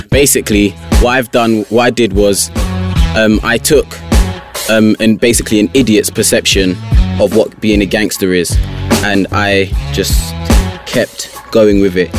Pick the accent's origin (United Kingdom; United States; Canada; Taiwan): United Kingdom; Mitcham, London; I reside in from Mitcham, born and bred. Yeah, South London